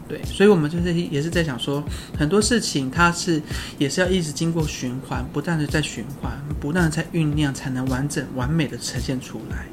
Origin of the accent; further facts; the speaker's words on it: Taiwan; 我布农族嘛